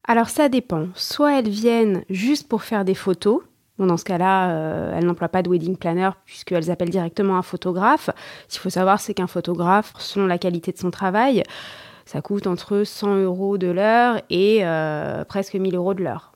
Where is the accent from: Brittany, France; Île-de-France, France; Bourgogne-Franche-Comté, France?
Île-de-France, France; Paris; moi, en tant que parisienne